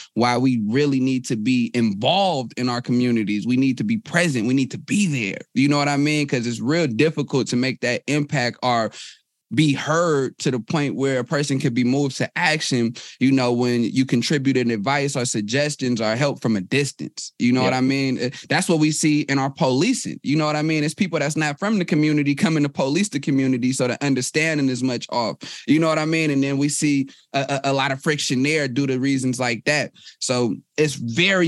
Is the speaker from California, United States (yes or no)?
yes; Oakland, California, United States; I'm from Oakland, California.